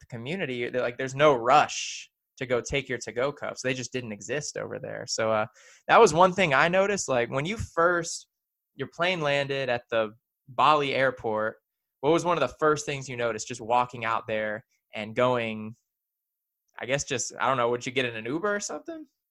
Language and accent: English; the South, United States; we're both here growing up in the South